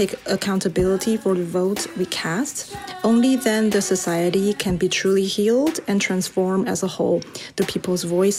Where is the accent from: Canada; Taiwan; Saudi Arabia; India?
Taiwan; also born or lived in Brooklyn, New York; now in New York, United States; I'm from Taiwan, where we protect ourselves from China through our vote. I now live in Brooklyn, New York. I got my U.S. citizenship in 2018.